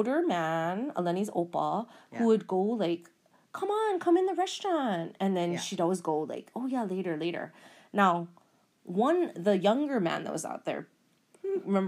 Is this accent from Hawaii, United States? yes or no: yes; Hawaii, United States; we're from Hawaii